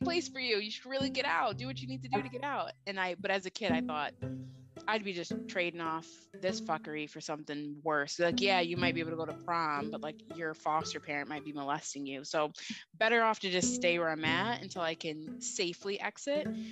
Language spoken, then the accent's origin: English; Finger Lakes region, upstate New York, United States; I'm from the Finger Lakes region of upstate New York, which is wine country of New York